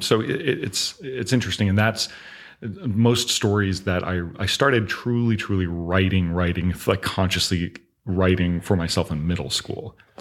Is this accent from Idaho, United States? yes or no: no; Augusta, Georgia, United States; moved away as an adult; also born or lived in Los Angeles, California; now in Florida, United States; I grew up in Augusta, Georgia